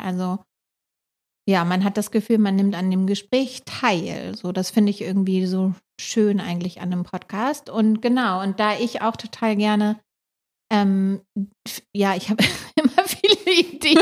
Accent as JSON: {"language": "German", "region": "Hamburg", "country": "Germany", "said": "wir sind beide ursprünglich aus Hamburg"}